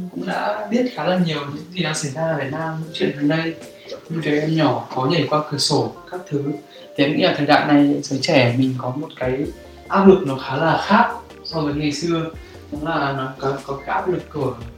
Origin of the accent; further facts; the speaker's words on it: Vietnam; moved away; mình là người Việt Nam